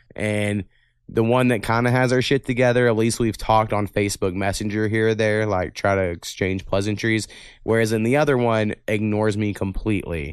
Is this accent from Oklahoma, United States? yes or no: yes; Waurika, Oklahoma, United States; I'm from Warrica